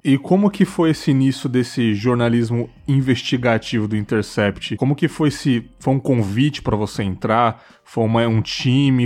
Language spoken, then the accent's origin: Portuguese; São Paulo, Brazil; Eu sou de São Paulo